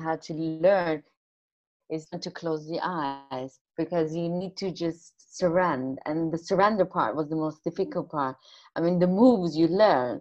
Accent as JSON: {"language": "English", "country": "Iran", "said": "I'm coming from a Muslim country as well. I'm coming from Iran, actually."}